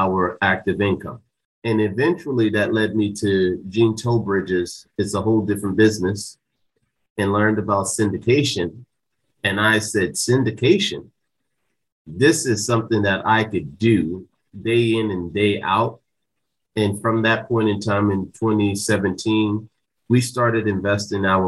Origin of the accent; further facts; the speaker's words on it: Jersey City, New Jersey, United States; moved away; I grew up in Jersey City, New Jersey